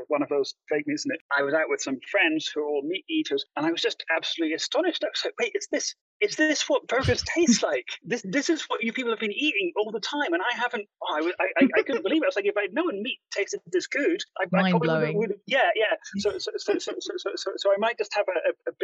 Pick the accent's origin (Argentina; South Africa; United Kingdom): United Kingdom; Edinburgh, Scotland; moved away as an adult; also born or lived in Glasgow; now in California, United States; I'm Scottish, I'm from Edinburgh